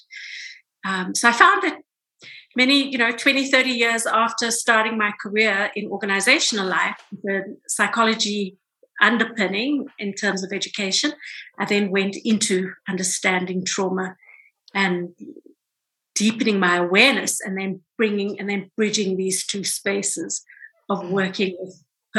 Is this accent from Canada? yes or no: no; South Africa; I grew up in South Africa as a brown woman during apartheid South Africa